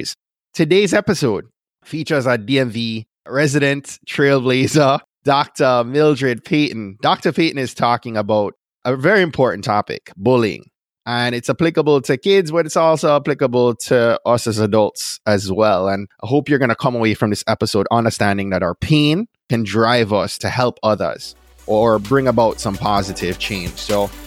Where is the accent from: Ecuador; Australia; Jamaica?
Jamaica; now in Clarksburg, United States; Grew up in Jamaica, but had family from Nigeria and family from Ireland